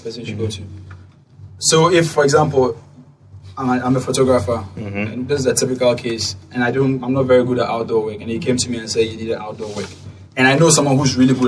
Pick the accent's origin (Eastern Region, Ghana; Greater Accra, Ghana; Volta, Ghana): Greater Accra, Ghana; Accra; I grew up in Osu.